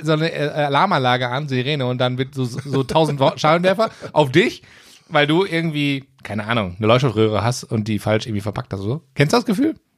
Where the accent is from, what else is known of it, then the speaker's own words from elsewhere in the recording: Gelsenkirchen, North Rhine-Westphalia, Germany; ich komme aus Gelsenkirchen auch